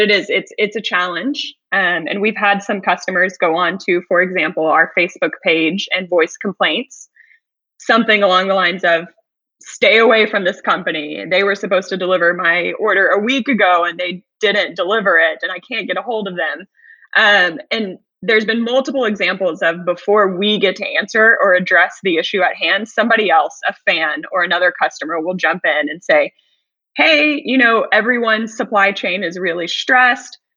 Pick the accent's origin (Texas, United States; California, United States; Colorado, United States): Texas, United States; Houston; born or raised there; moved away as an adult